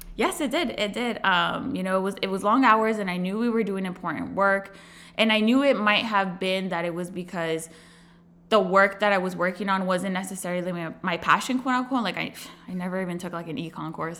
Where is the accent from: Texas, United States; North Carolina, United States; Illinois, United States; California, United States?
California, United States; Chula Vista; also born or lived in Riverside, California / Washington, D.C.; I am originally born and raised, uh, in San Diego, California. I grew up in Chula Vista